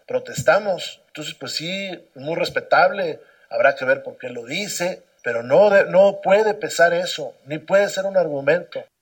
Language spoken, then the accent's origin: Spanish; Mexico